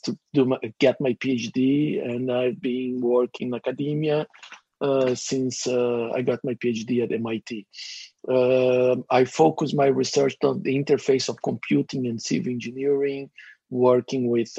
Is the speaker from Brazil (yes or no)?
yes; Brazil; moved away as an adult; now in United States; I am originally from Brazil. I have my degrees, my undergrad degrees in civil engineering from a university in Brazil. Got my master's there, worked in Brazil in industry